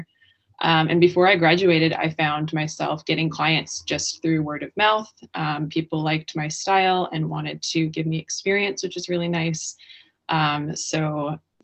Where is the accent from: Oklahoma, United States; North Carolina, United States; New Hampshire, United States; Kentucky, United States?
New Hampshire, United States; also born or lived in Northwest Arkansas; I was born in New Hampshire. I grew up here.